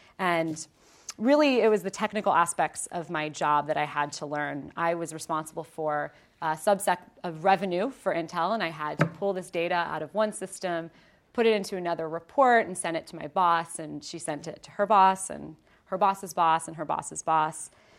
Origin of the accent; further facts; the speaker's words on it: Ohio, United States; So, quick background on me, born and raised in Ohio. Any Ohioans? Yay!